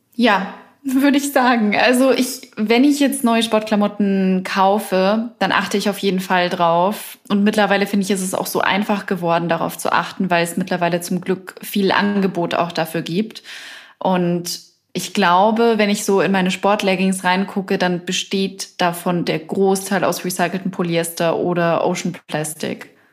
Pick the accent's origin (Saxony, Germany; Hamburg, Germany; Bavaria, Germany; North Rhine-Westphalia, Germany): Bavaria, Germany; moved away; ich komme ursprünglich aus Bayern